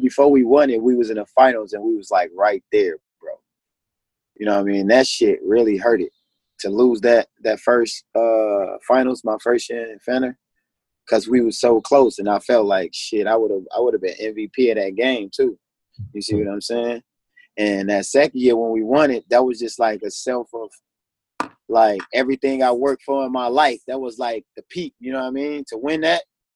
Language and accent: English; Chicago, Illinois, United States; I'm from Chicago, bro. Born and raised.